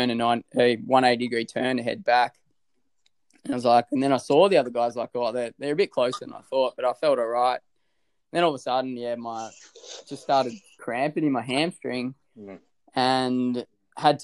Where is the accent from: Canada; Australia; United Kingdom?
Australia